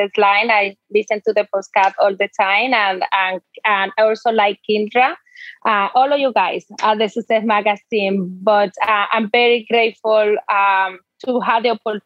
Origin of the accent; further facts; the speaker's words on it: Dominican Republic; English is a second language; moved away as an adult; now in United States; I'm actually from the Dominican Republic.